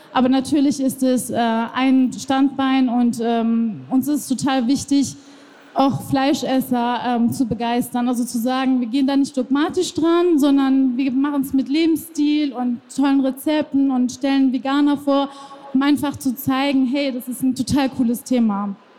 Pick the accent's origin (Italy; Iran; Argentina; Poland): Iran; now in Germany; ich bin ja selber äh, im Iran geboren